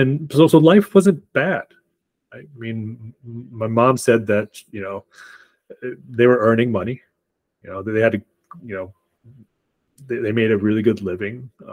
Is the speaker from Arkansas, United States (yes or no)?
yes; Arkansas, United States; born there; And then I was born in Arkansas.